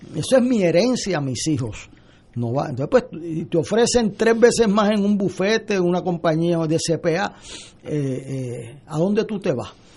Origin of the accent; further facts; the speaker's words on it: Puerto Rico; para mí me duele como puertorriqueño